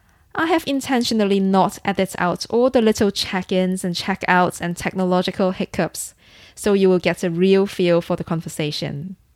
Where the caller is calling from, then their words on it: London, United Kingdom; I am calling from London, yes.